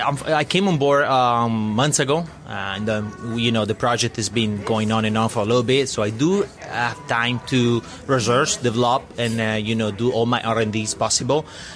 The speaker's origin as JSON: {"language": "English", "country": "Italy", "tie": "born or raised there", "moved": "as an adult", "lives_now": "United States", "said": "I'm born and raised in Italy."}